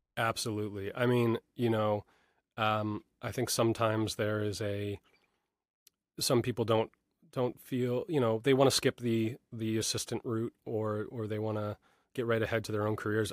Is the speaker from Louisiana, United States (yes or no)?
no; New York, United States; I grew up in New York, uh, you know, a little bit north of the city